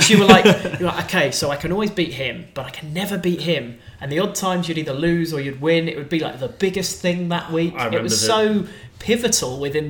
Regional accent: United Kingdom; growing up in Britain

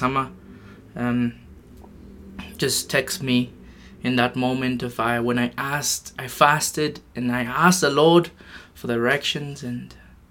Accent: Japan; moved away; also born or lived in Philippines; I'm from Japan and Philippines

